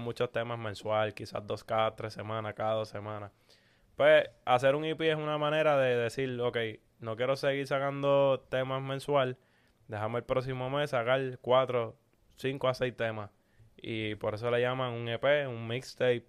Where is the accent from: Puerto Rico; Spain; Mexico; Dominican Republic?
Puerto Rico; somos de Puerto Rico